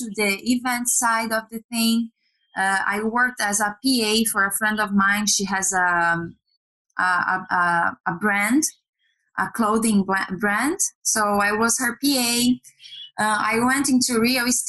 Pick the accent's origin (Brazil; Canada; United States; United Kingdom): Brazil; moved away as an adult; I'm Brazilian. I was born and raised in Brazil.